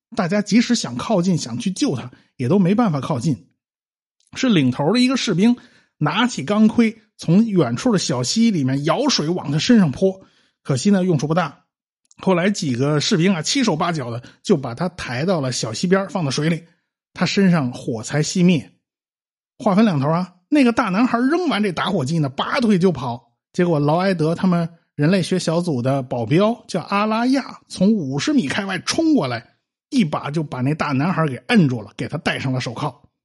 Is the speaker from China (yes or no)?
yes; China; 我们中国人都懂啊